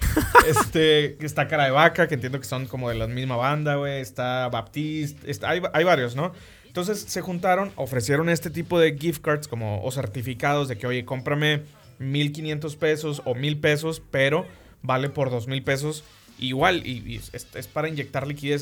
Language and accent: Spanish; Monterrey, Nuevo León, Mexico; somos de Monterrey